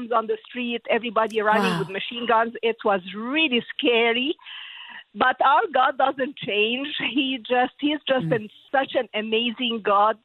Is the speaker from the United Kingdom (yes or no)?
no; Egypt; I'm from Egypt